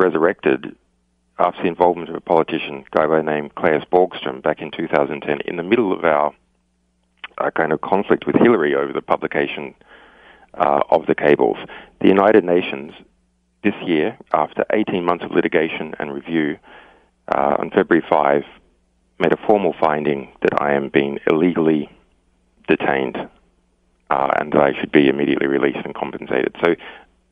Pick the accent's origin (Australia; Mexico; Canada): Australia; as an Australian, you know, Australia is a long way from anywhere else